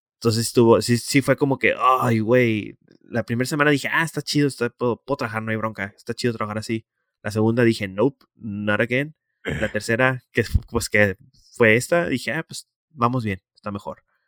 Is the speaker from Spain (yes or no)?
no; Tijuana, Baja California, Mexico; estoy en mi ciudad